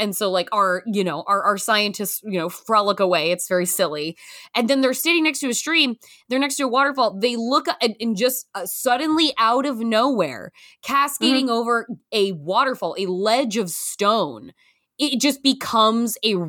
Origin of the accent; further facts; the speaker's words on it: Pacific Northwest, United States; I'm from the Pacific Northwest.